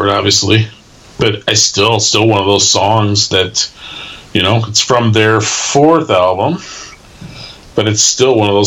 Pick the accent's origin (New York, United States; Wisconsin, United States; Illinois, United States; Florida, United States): Wisconsin, United States; Milwaukee; growing up in the Milwaukee burbs